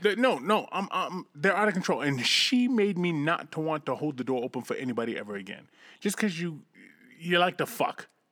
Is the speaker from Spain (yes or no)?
no; United States; accent: American; I'm gonna be the American, and my accent's gonna make me that much hotter